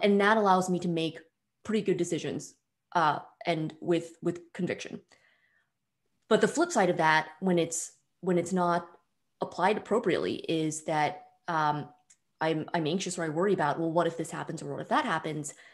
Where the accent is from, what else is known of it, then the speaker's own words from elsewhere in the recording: Bay Area, suburb of San Francisco, California, United States; I'm from the Bay Area originally, suburb of San Francisco